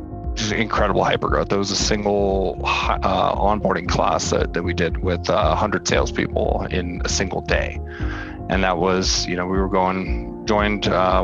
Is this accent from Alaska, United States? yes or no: no; El Sobrante, California, United States; also born or lived in Palo Alto; I grew up in the East Bay, little town called El Sobrante. It's just right over the bay from San Francisco.